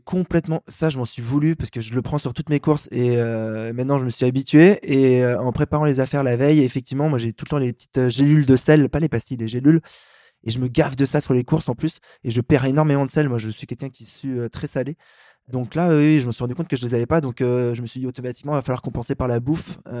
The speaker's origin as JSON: {"language": "French", "town": "Paris", "region": "Île-de-France", "country": "France", "said": "je suis un Parisien"}